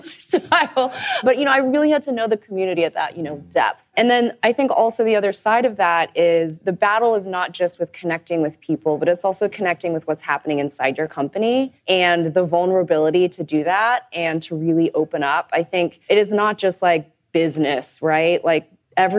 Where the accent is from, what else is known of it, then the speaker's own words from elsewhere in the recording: Texas, United States; I'm from Texas.